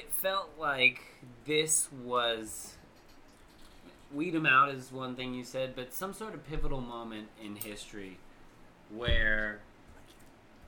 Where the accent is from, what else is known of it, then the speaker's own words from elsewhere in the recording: Long Beach, California, United States; also born or lived in Idaho / Orange County, California; now in Southern Oregon, United States; I grew up in Long Beach, California